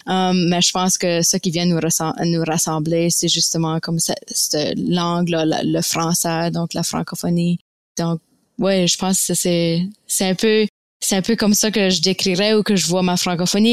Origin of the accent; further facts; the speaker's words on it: Fredericton, New Brunswick, Canada; accent: Acadian (Baie); also born or lived in Baie-Sainte-Marie, Nova Scotia; now in Moncton, Canada; je suis une Acadienne originaire de la Nouvelle-Écosse. Euh, mais j'ai grandi à Fredericton au Nouveau-Brunswick